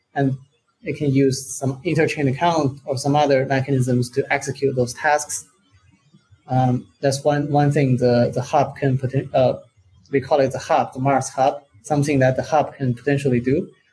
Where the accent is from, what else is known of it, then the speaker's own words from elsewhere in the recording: China; now in Portugal; I'm originally from China